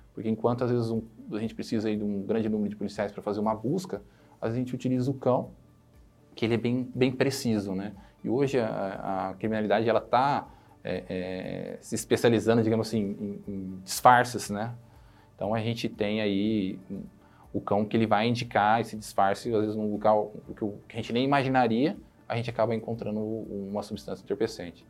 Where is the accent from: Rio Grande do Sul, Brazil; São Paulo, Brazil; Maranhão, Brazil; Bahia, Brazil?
São Paulo, Brazil; Ribeirão Preto; now in Ribeirão Preto, Brazil; Depois fui para Ribeirão Preto, minha cidade é onde eu nasci, fui criado e nasci